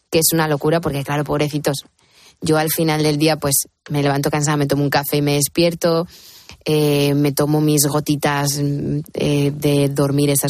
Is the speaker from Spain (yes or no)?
yes; Madrid, Community of Madrid, Spain; moved away; also born or lived in Miami; yo soy de Hortaleza muy profundamente.